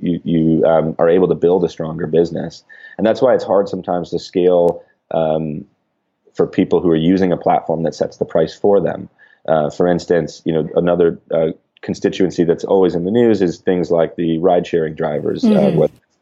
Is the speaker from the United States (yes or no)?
yes; Midwest, United States; I grew up in the Midwest with a lot of automotive factories around